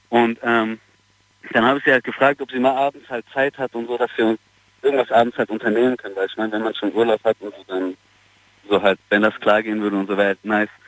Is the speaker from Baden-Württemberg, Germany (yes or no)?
yes; Mannheim, Baden-Württemberg, Germany; Ich komme vom Jungbusch aus Mannheim.